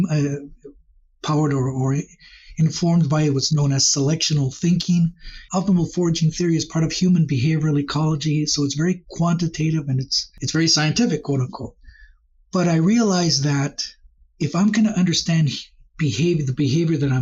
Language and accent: English; Costa Rica; now in Rock Hill, United States; as a child growing up in Costa Rica